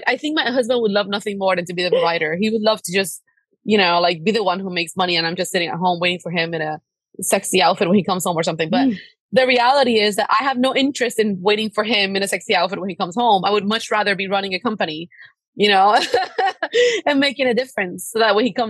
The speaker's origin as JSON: {"language": "English", "country": "Cuba", "lives_now": "United States", "said": "Like, I come from a very, very, very humble background. My parents, we come from Cuba. We had no human rights. My dad, like, swam across an ocean to give me freedom."}